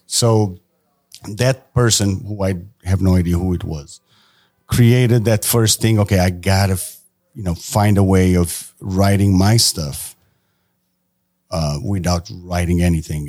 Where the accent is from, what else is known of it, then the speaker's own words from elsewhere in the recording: Portugal; moved away as an adult; I am from Portugal